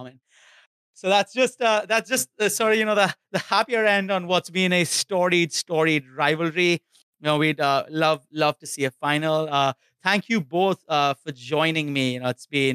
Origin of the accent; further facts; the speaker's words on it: India; I grew up in India, but I used to visit my grandparents in Bengal all the time